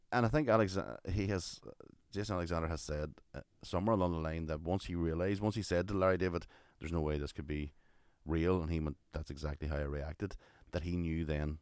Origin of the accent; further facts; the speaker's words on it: Ireland; we're Irish